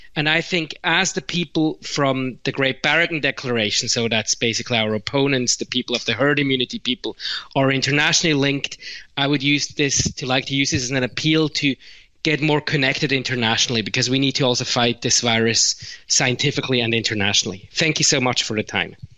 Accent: Switzerland; I'm from Switzerland

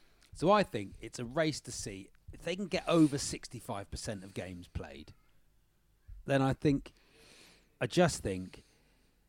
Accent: Essex, East of England, United Kingdom; accent: Essex; I'm actually from Essex

